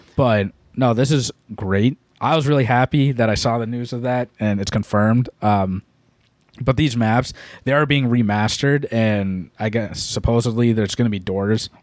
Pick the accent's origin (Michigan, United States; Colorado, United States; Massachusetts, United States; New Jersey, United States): Massachusetts, United States; We're from Massachusetts